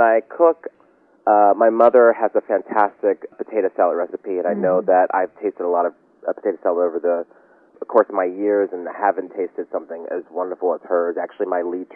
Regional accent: Pittsburgh, Pennsylvania, United States; I'm actually from Pittsburgh, Pennsylvania, so a lot of people are, like, confused why I am this northern boy

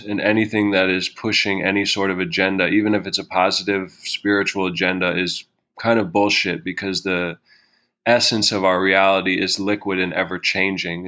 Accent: New York City, New York, United States; moved away as an adult; also born or lived in Vancouver; I grew up in New York City with her most of my life.

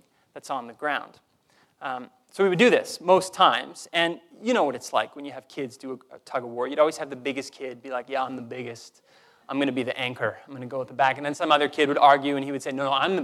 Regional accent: Canada; I didn't earn my Canadian citizenship. I was just born here, given that passport

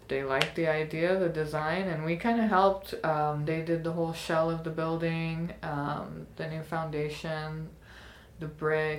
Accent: Midwest, United States; I'm half Indian and we grew up here in the Midwest

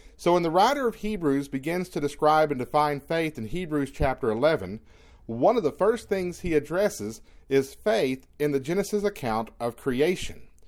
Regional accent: East Texas, United States; growing up in East Texas, being able to walk beneath the tall tr, the p, tall pine trees

